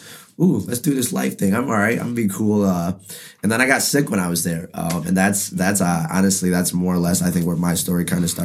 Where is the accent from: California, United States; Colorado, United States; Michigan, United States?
Michigan, United States; Pontiac; I'm from Pontiac, grew up on the north side. Baldwin baby